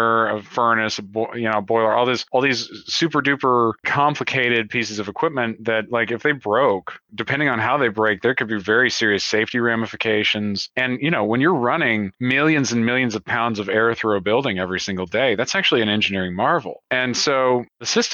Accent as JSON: {"language": "English", "region": "the American South", "country": "United States", "tie": "born or raised there", "said": "I grew up in the South and I'm from here and I live here in the American South."}